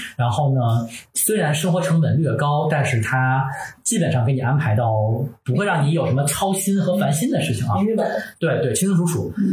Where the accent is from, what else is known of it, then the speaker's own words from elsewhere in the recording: northern China, China; moved away as an adult; also born or lived in Tokyo, Japan; 我是北方人嘛，我从小没有这个园林教育